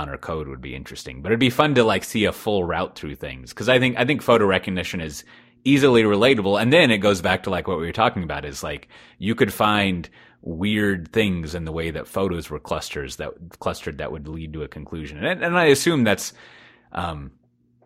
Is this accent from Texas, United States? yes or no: yes; Texas, United States; despite being a Texan